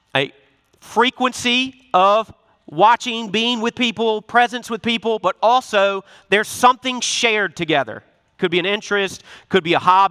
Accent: Memphis, Tennessee, United States; I'm from Memphis, Tennessee. I got an accent

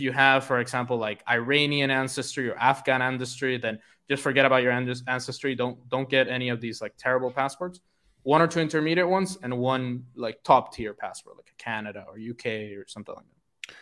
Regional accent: Puerto Rico; moved away; I'm from Puerto Rico, which is actually a tax-free place

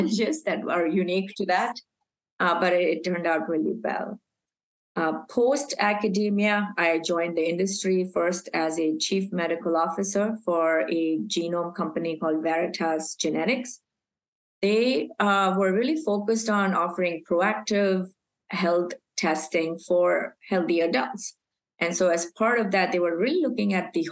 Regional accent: Mumbai, Maharashtra, India; moved away as an adult; also born or lived in Aberdeen, Scotland / Texas; I was born and raised in Mumbai

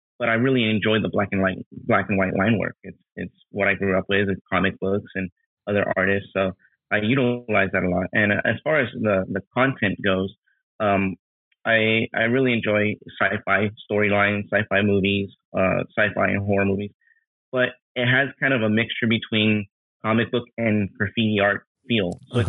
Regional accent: New Jersey, United States; born there; also born or lived in Queens / Los Angeles; now in Southern California, United States; Yeah, I was born in New Jersey. I was born out there. I lived in Queens for a few years, and then I moved to Los Angeles, and I lived in downtown Los Angeles for a while.

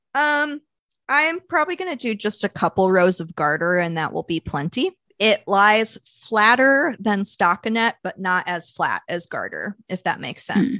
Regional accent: Louisville, Kentucky, United States; my hometown of Louisville, Kentucky

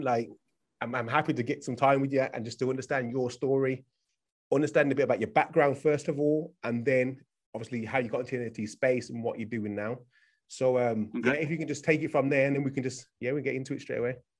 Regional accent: United Kingdom; I'm from the UK.

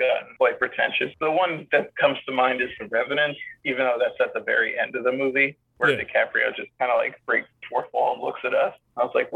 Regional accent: New York City, New York, United States; I used to make giant head movies in my backyard growing up in Staten Island

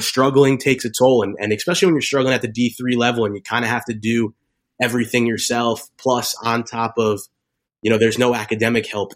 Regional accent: Bergen County, New Jersey, United States; Grew up in Jersey. I'm from Bergen County, which is actually like 20 minutes from where the Giants play.

